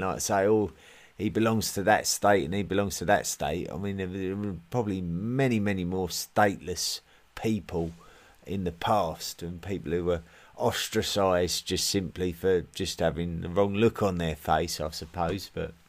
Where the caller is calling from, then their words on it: Switzerland; I'm listening in from Switzerland.